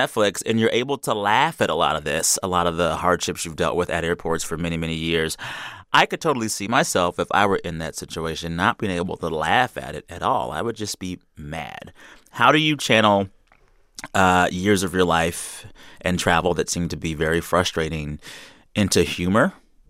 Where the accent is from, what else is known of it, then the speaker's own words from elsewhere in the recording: San Antonio, Texas, United States; I'm from Texas.